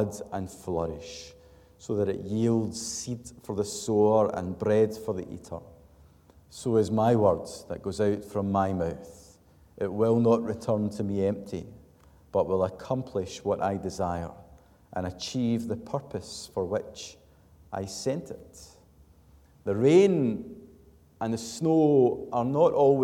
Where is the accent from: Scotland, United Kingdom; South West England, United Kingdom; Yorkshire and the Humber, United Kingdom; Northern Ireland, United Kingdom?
Scotland, United Kingdom; Glasgow; a Glaswegian